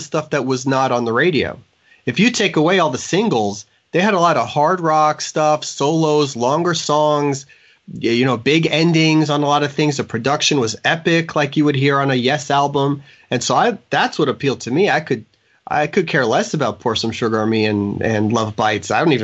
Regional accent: Florida, United States; I've been here my whole life

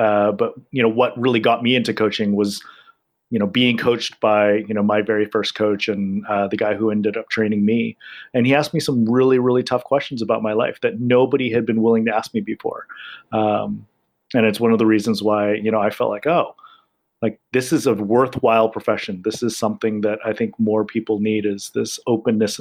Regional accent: Los Angeles, California, United States; moved away as an adult; also born or lived in Asia; I'm born and raised in Los Angeles

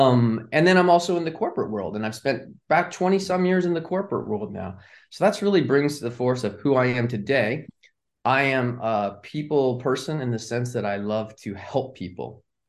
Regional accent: California, United States; moved away as an adult; now in Charlotte, United States; I'm originally from Southern California, but I live in Charlotte today.

